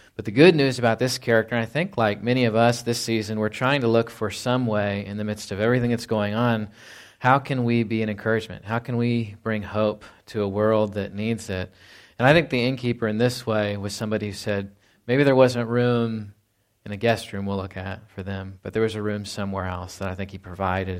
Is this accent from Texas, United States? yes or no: yes; Fort Worth, Texas, United States; moved away; I was born in Fort Worth, Texas.